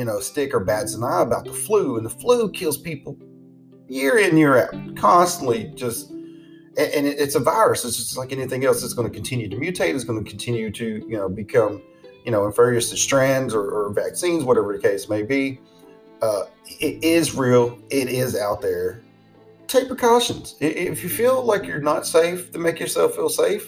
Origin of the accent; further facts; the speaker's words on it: the South, United States; I'm from the South.